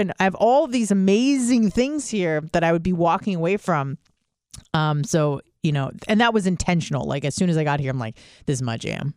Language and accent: English; California, United States; I was from California